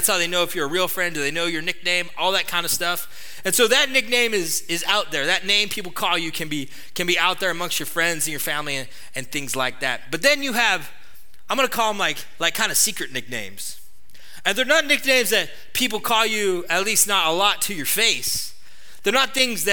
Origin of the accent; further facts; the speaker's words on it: Atascadero, California, United States; I'm a kid from Atascadero, some town that most of you have never heard